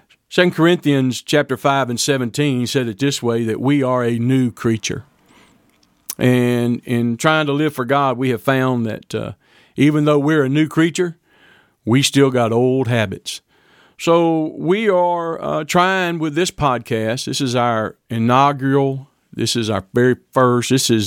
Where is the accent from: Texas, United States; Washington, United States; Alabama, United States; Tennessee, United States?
Texas, United States; Deweyville; also born or lived in Fort Worth, Texas; I was born in Fort Worth, Texas, and was adopted from Fort Worth by my parents. Grew up living in a little bitty town called Deweyville, Texas, down on the Sabine River, just north of the Gulf Coast a little bit.